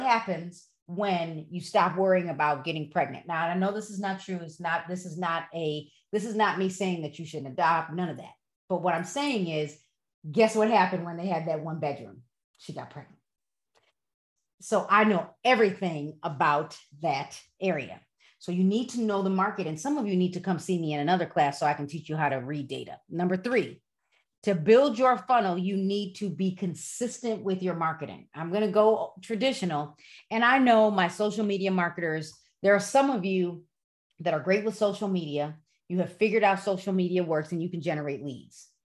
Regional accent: Broadview, Illinois, United States; now in West Chicago, United States; I grew up in Broadview

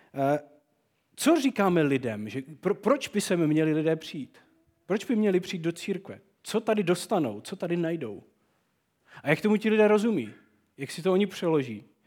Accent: Czechia; u nás v Čechách

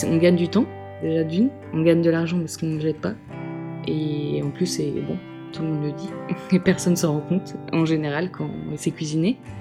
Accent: Brest, Brittany, France; also born or lived in Dinard; now in Lorient, France; Je suis natif de Brest, à côté de Brest. Je suis bretonne, j'ai toujours habité en Bretagne

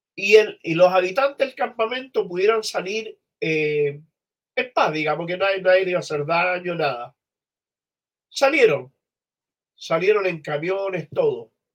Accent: Chile; vengo de Chile

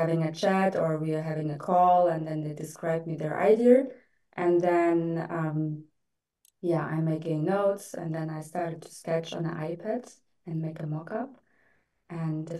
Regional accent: Germany; moved away as an adult; also born or lived in Russia; now in Dubai, United Arab Emirates; I was just born in Russia, and then my parents decided to move to Germany, and yeah, I grew up in Germany, kind of spent my teens there, studied there

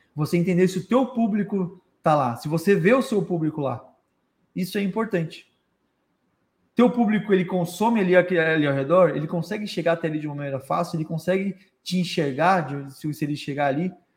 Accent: Florianópolis, Santa Catarina, Brazil; moved away as an adult; now in Tubarão, Brazil; E eu sou de Florianópolis

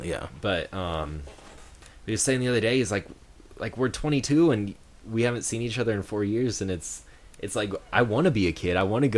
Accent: San Diego, California, United States; growing up in Humboldt, San Diego.

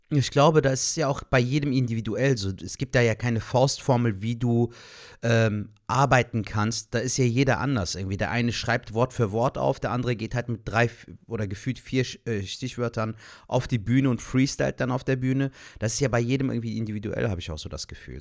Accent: Cologne, North Rhine-Westphalia, Germany; ich jetzt zum Beispiel ein gebürtiger Kölner bin, der hier geboren, aufgewachsen ist und hier lebt

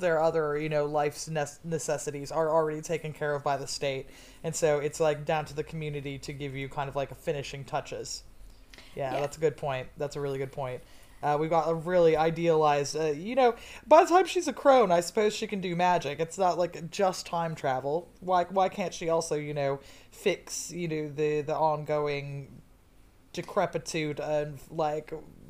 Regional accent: Cascadia, Pacific Northwest, United States; moved away; your girl is from Cascadia, the best part of America, right?

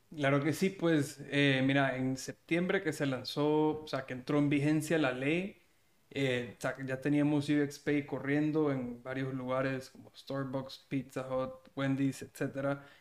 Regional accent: El Salvador; yo soy salvadoreño también

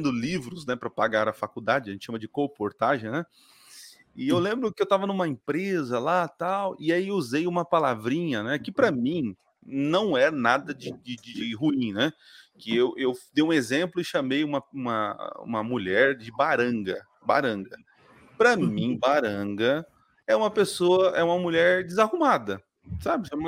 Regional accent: São Paulo, Brazil; born there; Ah, tá. É, no interior onde eu nasci é gelinho.

